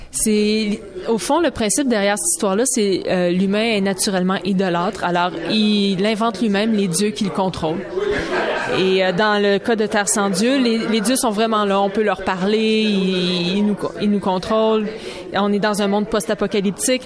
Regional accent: Saint-Jean-sur-Richelieu, Quebec, Canada; Je viens de la région de Saint-Jean-sur-Richelieu

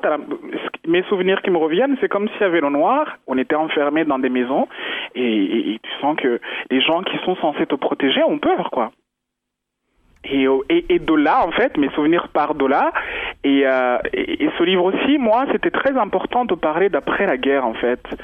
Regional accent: Rwanda; moved away; je suis rwandaise, euh, je suis née au Rwanda, j'adore ma culture

